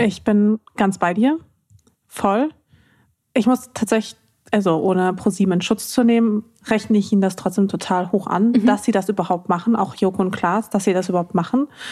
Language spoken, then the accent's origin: German; Ruhr area, North Rhine-Westphalia, Germany; Ich bin ja im Pott aufgewachsen